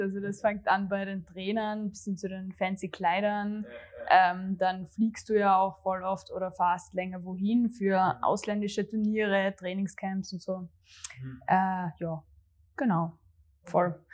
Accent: Graz, Styria, Austria; also born or lived in Gössendorf; ich komme tatsächlich aus äh, Gössendorf, Graz Umgebung, aber es ist echt genau an der Stadtgrenze. Also für mich, mhm. ich bin Grazerin, eindeutig. Ähm, und ja, bin eh zur Schule gegangen ähm, in Graz

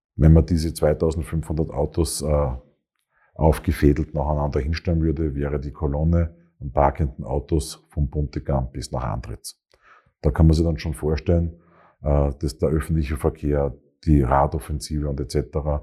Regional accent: Graz, Styria, Austria; moved away as an adult; also born or lived in Vienna; Bin gebürtiger Grazer, bin hier aufgewachsen

